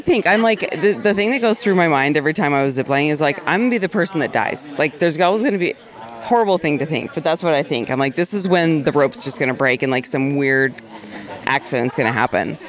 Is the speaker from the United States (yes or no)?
yes; Arizona, United States; I grew up in Arizona where it's like hotter than hell